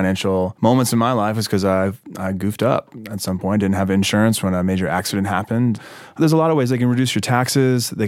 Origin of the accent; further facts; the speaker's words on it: Mississippi, United States; now in Brooklyn, United States; I live in Williamsburg, Brooklyn, and I'm from Mississippi.